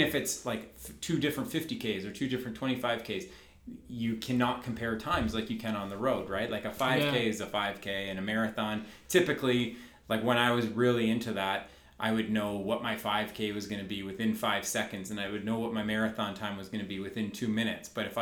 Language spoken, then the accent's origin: English; Dundas, Ontario, Canada; I was born and raised in Dundas